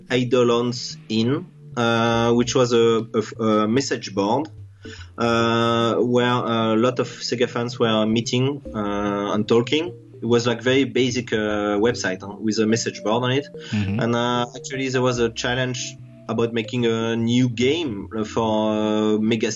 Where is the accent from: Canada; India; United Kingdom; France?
France; also born or lived in Singapore; I'm from France. Yeah, I'm French